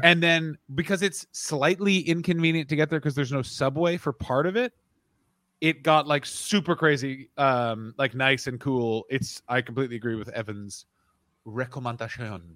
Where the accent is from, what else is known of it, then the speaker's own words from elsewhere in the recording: Ottawa, Ontario, Canada; moved away; I grew up in Ottawa